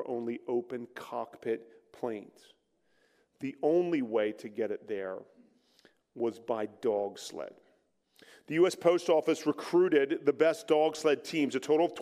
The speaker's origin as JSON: {"language": "English", "town": "Philadelphia", "region": "Pennsylvania", "country": "United States", "accent": "East Coast", "said": "We're back on the East Coast. You might pick that up a little bit, my accent. If you hear me say water, that's water"}